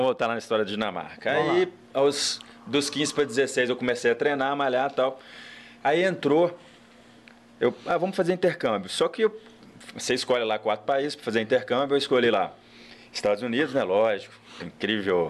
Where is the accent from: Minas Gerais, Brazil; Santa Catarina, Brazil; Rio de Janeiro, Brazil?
Minas Gerais, Brazil; Cataguases; now in Juiz de Fora, Brazil; morei dos 4 aos 14.